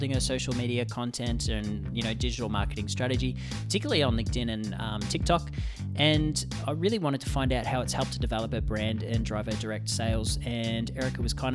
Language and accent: English; Australia; now in Vancouver, Canada; I'm from Australia, but my mum's a New Zealander